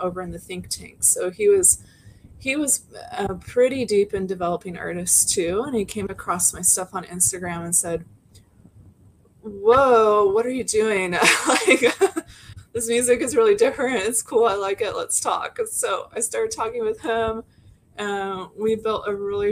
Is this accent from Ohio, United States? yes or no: no; Portland, Oregon, United States; I'm from Portland